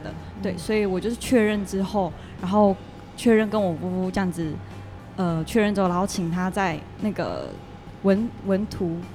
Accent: Taiwan; 我是来自南和村的白鹿部落

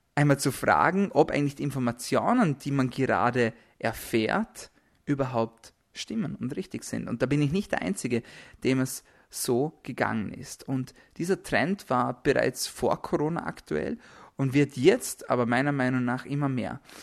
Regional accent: Austria; bei uns in Österreich

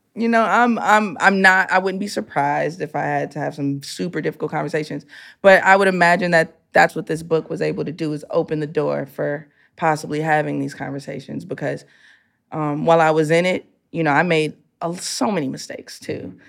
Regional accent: Chicago, Illinois, United States; I'm a kid from the hood

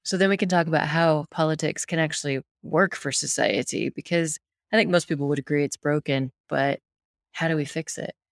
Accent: United States; being American

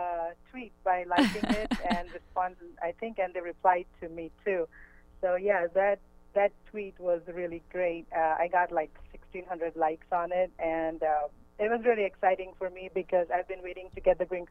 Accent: India; English is a second language; now in United States; So I moved from India about 11 years ago, and we don't have football over there.

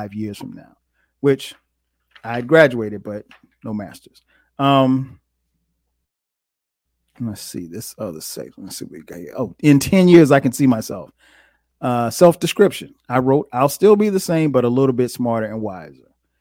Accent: Florence, South Carolina, United States; moved away as an adult; also born or lived in Newark, New Jersey; now in Atlanta, United States; My parents moved when I was 3 to Florence, South Carolina, and that's where I grew up.

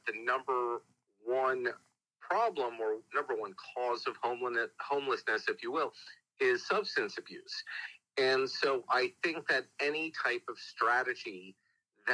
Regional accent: New York, United States; moved away; also born or lived in Texas; I was raised in New York

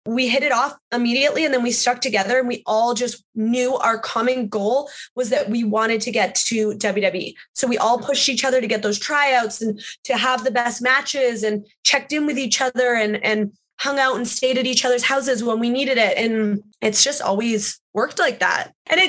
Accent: Canada; I felt so alone in this wrestling world, especially being a Canadian and having to travel all the time.

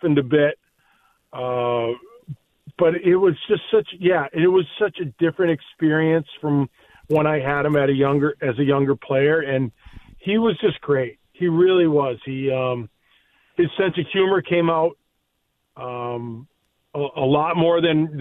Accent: United States; an American born player

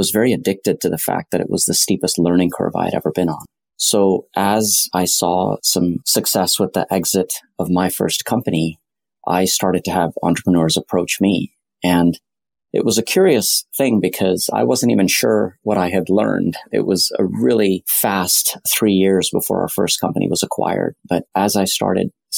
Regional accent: Silicon Valley, California, United States; also born or lived in Delhi, India; I grew up in Silicon Valley around the software industry.

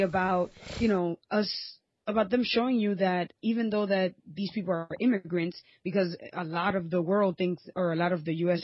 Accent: New York, United States; I was born and raised in New York

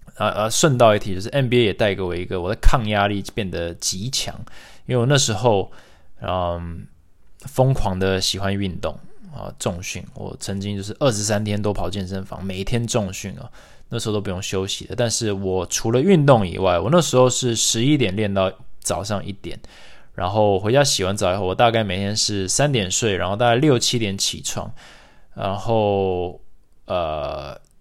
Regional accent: Taiwan; moved away; also born or lived in United States; 身为台湾人，在美国连， 我连台湾学生协会都没加入

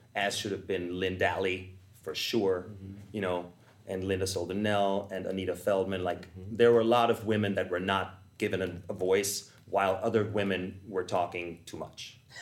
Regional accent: Vienna, Austria; moved away; I'm from Vienna, Austria

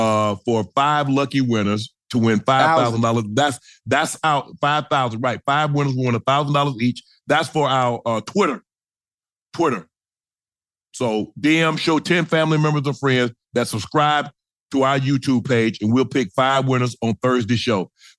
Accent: the South, United States; now in Los Angeles, United States; I'm from the South

